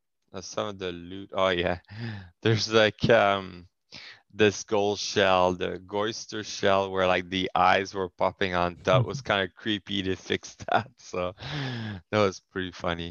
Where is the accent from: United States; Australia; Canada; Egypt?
Canada; first language French; English is a second language; I'm French Canadian